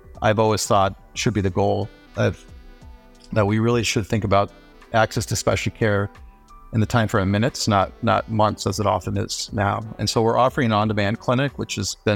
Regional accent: Denver, Colorado, United States; also born or lived in Nepal / New York; we immigrated from Nepal to the U.S., when I was about two and a half, and I lived in a multi-generational household in the Denver suburbs

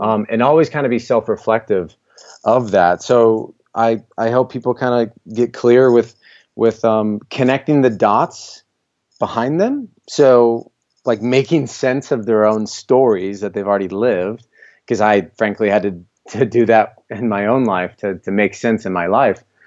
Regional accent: Iowa, United States; also born or lived in California / Miami; born and raised in Iowa. I'm here presently

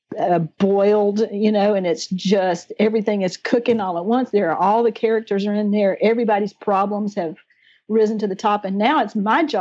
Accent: the South, United States; accent: Southern; now in South Alabama, United States; my little Southern accent

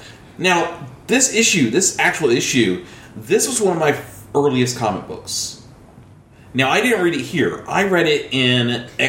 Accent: the South, United States; I was a kid growing up in the South where everybody I knew was Southern Baptist.

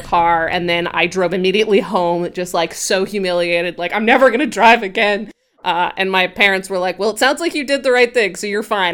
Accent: Grand Junction, Colorado, United States; I grew up in Colorado in a place called Grand Junction

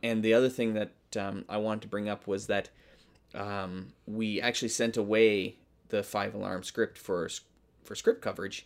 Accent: Canada; I am a Canadian.

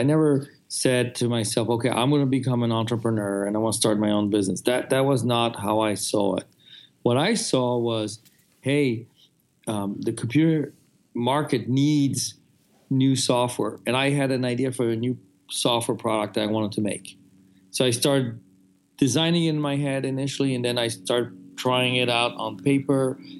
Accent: France; moved away; I grew up in France

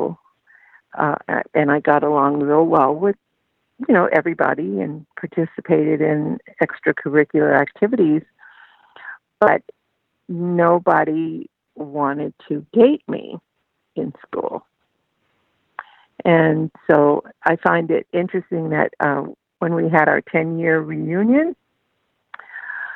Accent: Duluth, Minnesota, United States; I grew up in Duluth, Minnesota.

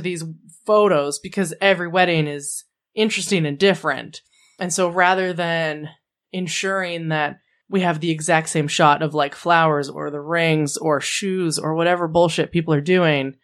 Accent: Canada; 'cause we're all Canadian.

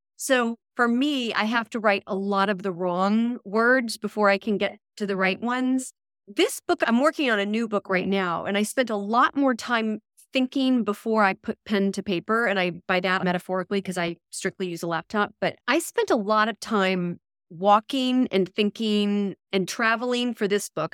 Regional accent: Texas, United States; moved away; also born or lived in New York City; I'm from Texas originally

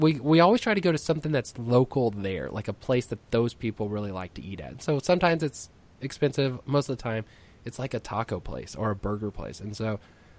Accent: Texas, United States; I'm from Texas

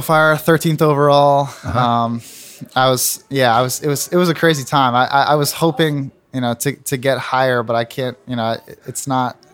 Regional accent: Plano, Texas, United States; also born or lived in Tulsa, Oklahoma; now in Cincinnati, United States; I was born uh, in Tulsa, Oklahoma, actually, and then moved uh, shortly after that to Plano, Texas, and that's where I grew up

